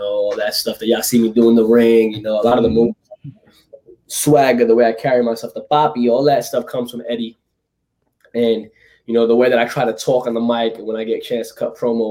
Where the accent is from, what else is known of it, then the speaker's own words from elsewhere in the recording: New York City, New York, United States; I'm from Brooklyn, New York. You know, I was born and raised out there.